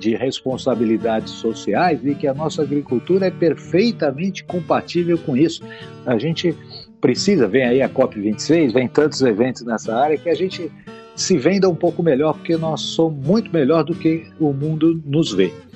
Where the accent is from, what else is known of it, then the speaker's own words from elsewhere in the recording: Brazil; nós do Brasil não somos muito diferentes disso